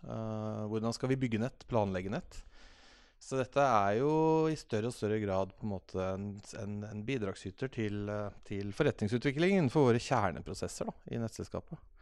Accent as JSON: {"language": "Norwegian", "town": "Fredrikstad", "region": "Østfold", "country": "Norway", "moved": "yes", "lives_now": "Oslo, Norway", "said": "Jeg er fra Fredrikstad"}